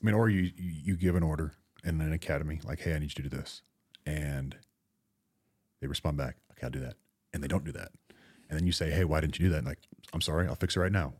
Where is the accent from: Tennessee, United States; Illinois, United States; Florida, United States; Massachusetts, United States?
Florida, United States; I grew up in Florida